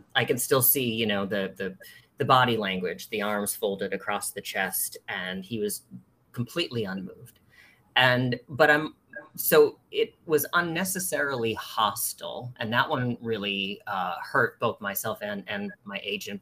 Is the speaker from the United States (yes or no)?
yes; East Coast, United States; moved away as an adult; now in San Francisco, United States; I'm originally from the East Coast, and uh, but I've lived in San Francisco for nearly 20 years